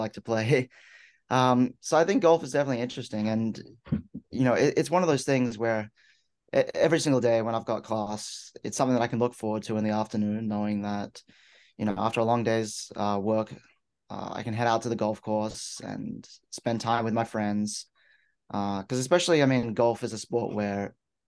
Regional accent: Sydney, New South Wales, Australia; moved away as an adult; now in Galesburg, United States; originally from Sydney, Australia.

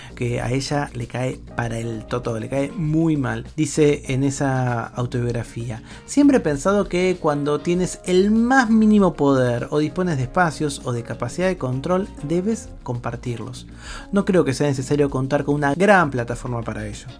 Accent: Argentina; mi país, en Argentina

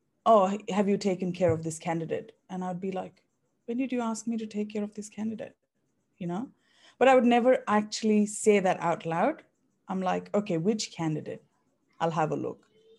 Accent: India; moved away as an adult; now in Australia; I was born and raised in India, and I moved to Australia in 2011.

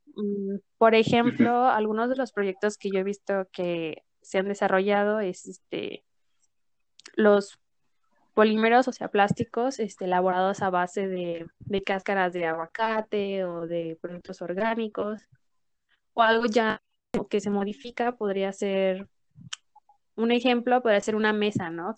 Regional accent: Mexico; nosotros como mexicanos

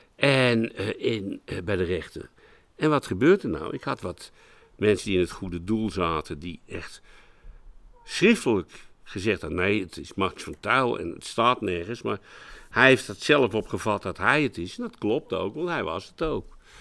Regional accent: Utrecht, Netherlands; ik ben Utrechter, geen Amsterdam

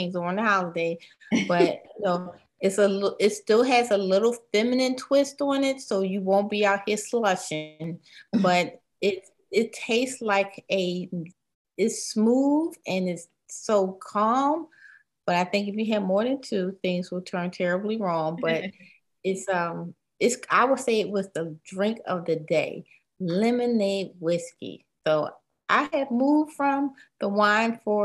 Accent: the North, United States; we're all from the north

